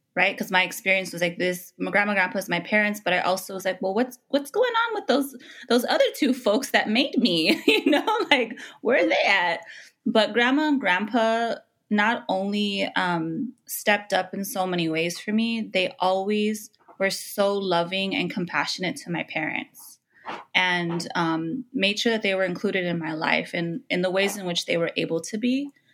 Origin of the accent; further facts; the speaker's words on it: Los Angeles, California, United States; also born or lived in Window Rock, Arizona; I was born and raised in Los Angeles